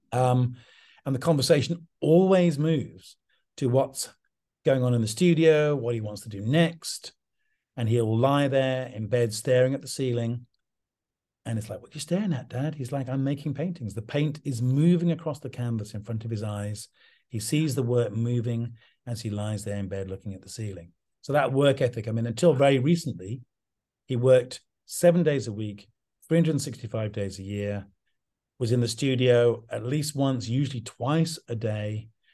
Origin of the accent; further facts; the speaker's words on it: English countryside, England, United Kingdom; also born or lived in London; I grew up in the English countryside